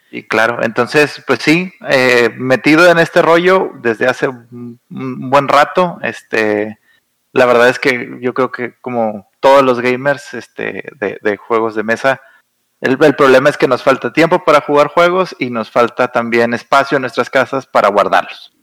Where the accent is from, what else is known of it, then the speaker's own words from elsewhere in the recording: Saltillo, Coahuila, Mexico; moved away as an adult; now in Monterrey, Mexico; yo soy de Saltillo, que está a una hora de Monterrey. Yo me vine a estudiar la carrera a Monterrey y aquí me quedé.